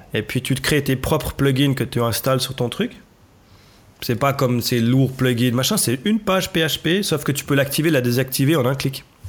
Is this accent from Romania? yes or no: no; Switzerland; chez nous en Suisse